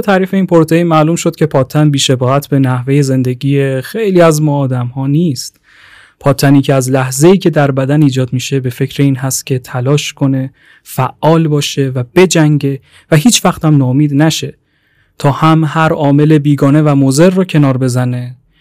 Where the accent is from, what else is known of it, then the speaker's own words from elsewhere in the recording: Tehran, Tehran Province, Iran; 23 سالمه اهل تهران